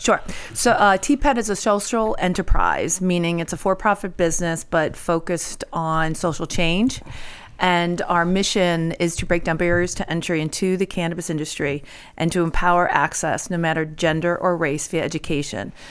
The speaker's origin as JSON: {"language": "English", "area": "outside of Syracuse", "region": "New York", "country": "United States", "tie": "born or raised there", "also_born_or_lived": "Mexico, New York", "said": "I grew up outside of Syracuse"}